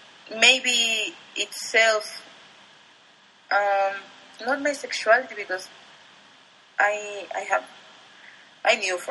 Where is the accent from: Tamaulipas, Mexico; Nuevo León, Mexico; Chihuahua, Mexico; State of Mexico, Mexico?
State of Mexico, Mexico; Atizapán de Zaragoza; English is a second language; Yeah, well, as you said, I grew up there.